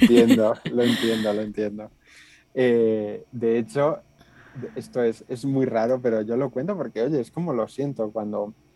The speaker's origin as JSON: {"language": "Spanish", "town": "Aranda de Duero", "region": "Castile and León", "country": "Spain", "tie": "born or raised there", "said": "yo nací en Aranda de ver un pueblo del sur de Burgos"}